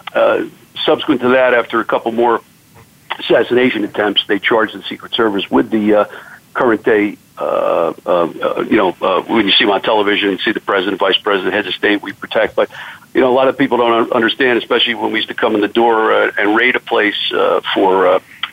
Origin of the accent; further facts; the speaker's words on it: West Orange, New Jersey, United States; I was born and raised in New Jersey. Grew up in West Orange, New Jersey